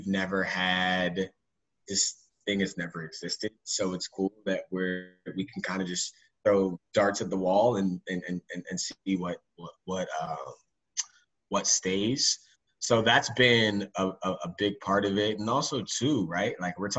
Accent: Atlanta, Georgia, United States; Bandwagon Nuggets fans. I'm from Atlanta. Bandwagon Hawks fans don't exist either.

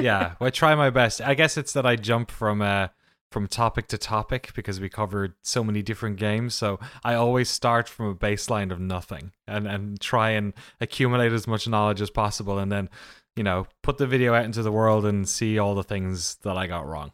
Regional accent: Waterford, Munster, Ireland; moved away; I'm from a town called Waterford in the southeast of Ireland

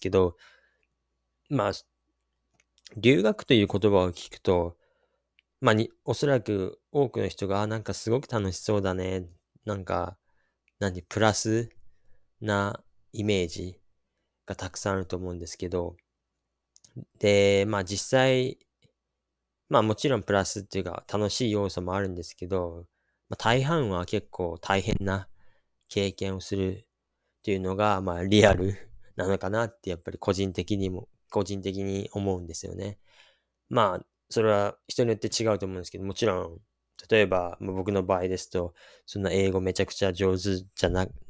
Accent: Japan; also born or lived in Australia; 自分が生まれ育ったところ

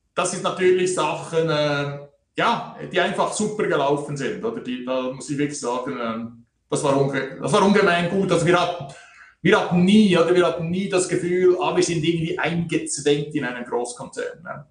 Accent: Switzerland; hier bei uns in der Schweiz

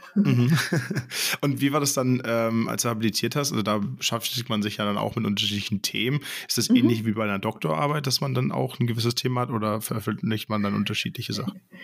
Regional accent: Hamburg, Germany; moved away; ich komme gebürtig aus Hamburg.

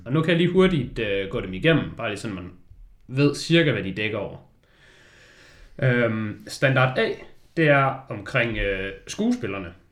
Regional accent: Denmark; vi er danskere

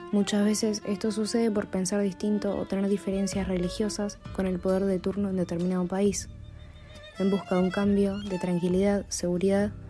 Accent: Venezuela; now in Argentina; Soy venezolana.

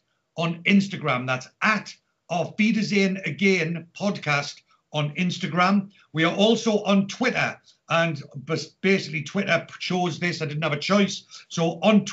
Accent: Newcastle upon Tyne, North East England, United Kingdom; now in Reading, United Kingdom; But as you can tell, I'm not from Reading. I am originally from Newcastle.

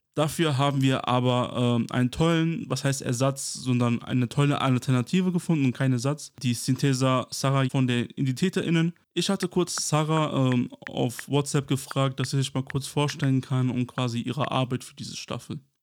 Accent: Kosovo; now in Germany; ursprünglich im Kosovo geboren und bin 1999 mit meiner Familie quasi wegen dem Kosovo-Krieg nach Deutschland geflüchtet

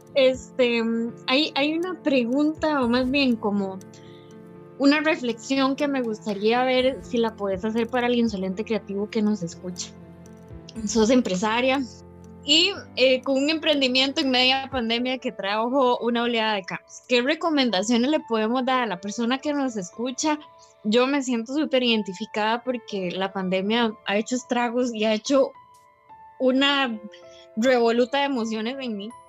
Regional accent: Costa Rica; yo soy vecina, digamos, yo soy de ahí de José María

